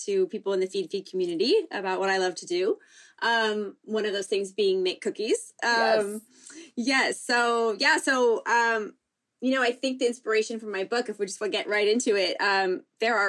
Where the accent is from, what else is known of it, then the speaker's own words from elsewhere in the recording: San Diego, California, United States; I grew up here in San Diego, or just outside of San Diego, a little bit north